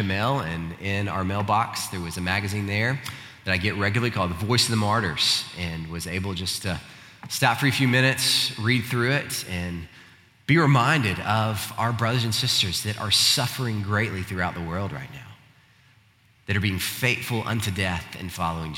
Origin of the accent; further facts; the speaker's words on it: United States; as American Christians